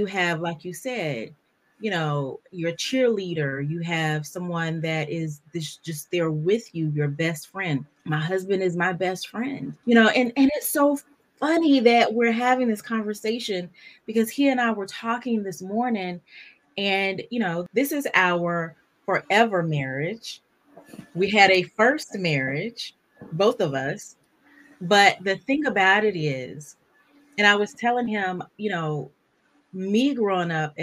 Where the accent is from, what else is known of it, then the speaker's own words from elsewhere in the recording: North Carolina, United States; moved away; I'm from North Carolina